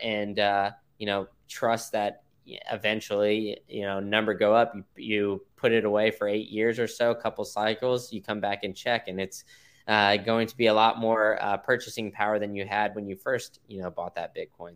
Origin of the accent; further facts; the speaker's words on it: Austin, Texas, United States; I grew up in Austin